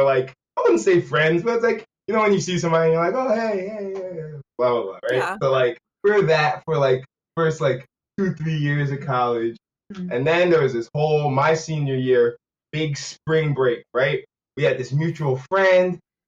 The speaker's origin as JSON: {"language": "English", "town": "New Rochelle", "region": "New York", "country": "United States", "also_born_or_lived": "Riverdale, Bronx", "lives_now": "New York City, United States", "said": "I am from New Rochelle, and, you know, now in the Bronx, Riverdale"}